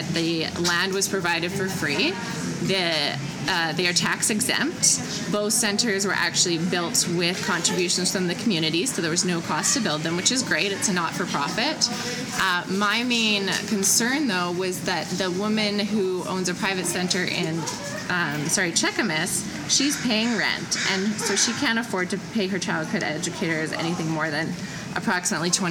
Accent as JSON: {"language": "English", "town": "Vancouver", "region": "British Columbia", "country": "Canada", "tie": "born or raised there", "moved": "as an adult", "lives_now": "Whistler, Canada", "said": "I grew up in Kitsilano"}